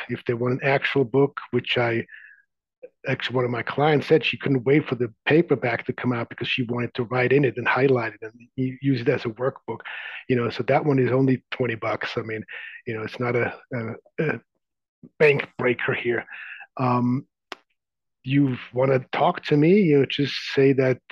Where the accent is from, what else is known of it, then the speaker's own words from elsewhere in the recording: Zurich, Switzerland; now in San Francisco Bay Area, United States; I grew up in the outskirts of Zurich.